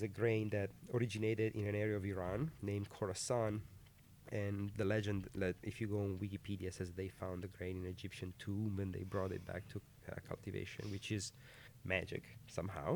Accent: Piedmont, Italy; moved away as an adult; also born or lived in California, United States; now in United States; we're both from Piemonte, a region northwest of Italy.

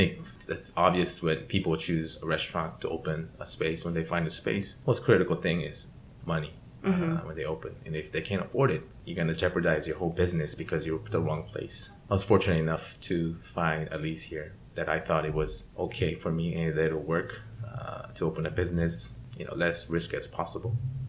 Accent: San Diego, California, United States; I was this kid from San Diego hanging out with some guy from Alabama

